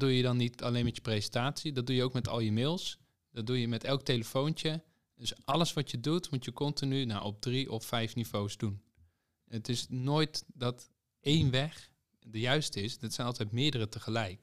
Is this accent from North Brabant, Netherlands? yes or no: no; Zwolle, Overijssel, Netherlands; Ik kom uit Zwolle